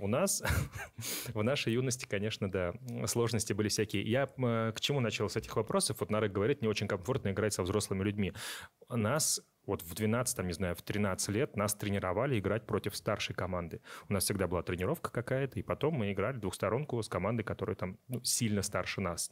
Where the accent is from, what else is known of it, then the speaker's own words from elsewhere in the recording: Astrakhan Oblast, Russia; moved away; я из Астраханской области, то есть небольшое такое село